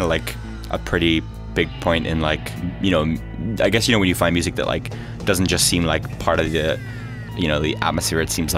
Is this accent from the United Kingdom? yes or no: no; Leinster, Ireland; also born or lived in Jeddah, Saudi Arabia; I was born in Saudi Arabia in Jeddah, so to two Irish parents, and I lived there for a few years. My parents sort of moved around a bit, I guess, because they sort of got kind of bored of Ireland in the 70s.